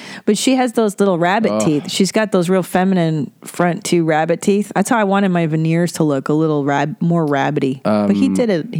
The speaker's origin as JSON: {"language": "English", "town": "Windsor", "region": "Ontario", "country": "Canada", "tie": "born or raised there", "moved": "yes", "said": "I was born in Windsor, Ontario."}